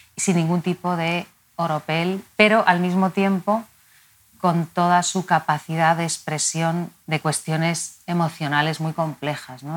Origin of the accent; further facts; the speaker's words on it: Madrid, Community of Madrid, Spain; He vivido aquí toda mi vida, nací aquí y mi vínculo con Madrid es complejo